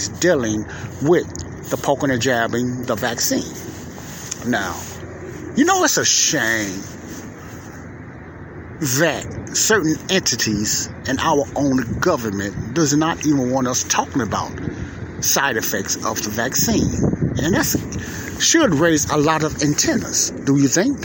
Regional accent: Chicago, Illinois, United States; I'm here at the lakefront in my hometown of Chicago, Illinois

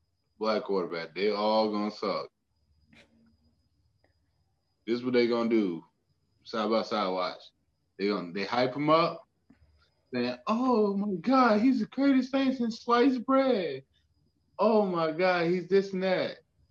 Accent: Mexico; I'm from Mexico, nigga.

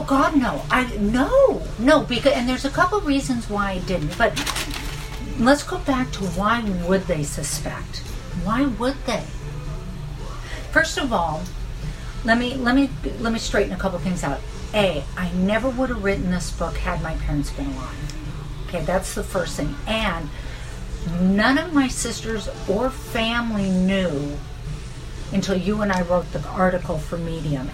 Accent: Fountain Valley, California, United States; I was raised on Talbert and Magnolia. I lived there my whole life

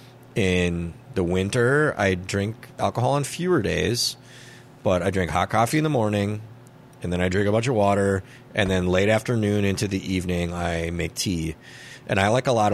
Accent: Minnesota, United States; I like being a Minnesotan

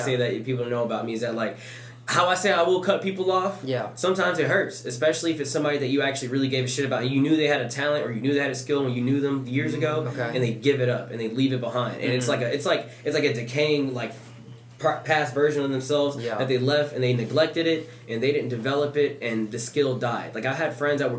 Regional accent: Louisiana, United States; I grew up in Louisiana also

